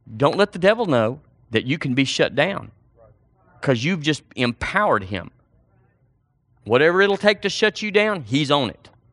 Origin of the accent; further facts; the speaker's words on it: Seagraves, Texas, United States; moved away; We went to a church recently in my hometown